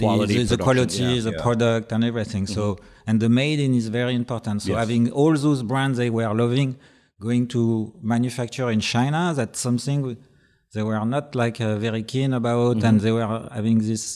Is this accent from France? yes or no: yes; Paris, Île-de-France, France; English is a second language; And we were like thinking that they do love Paris so much in Japan, and we are from Paris